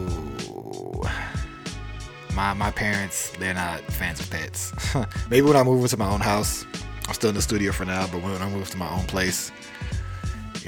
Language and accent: English; Atlanta, Georgia, United States; I was born in Atlanta, Georgia.